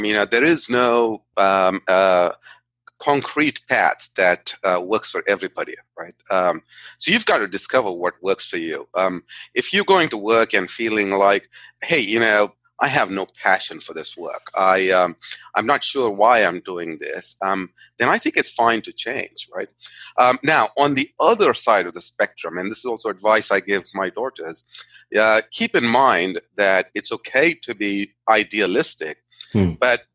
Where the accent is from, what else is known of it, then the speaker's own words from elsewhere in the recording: India; I grew up in India. I'm a native of India.